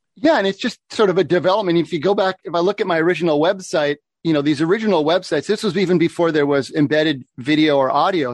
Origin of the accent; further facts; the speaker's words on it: Oregon, United States; moved away as an adult; also born or lived in Seattle area, Washington; I grew up in Oregon. When I moved up to the Seattle area for university